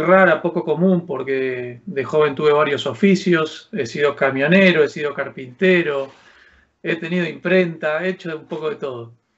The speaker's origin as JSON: {"language": "Spanish", "country": "Argentina", "tie": "born or raised there", "moved": "as an adult", "lives_now": "Alcalá de Henares, Spain", "said": "Soy un argentino que se vino a vivir a los 42 años a España"}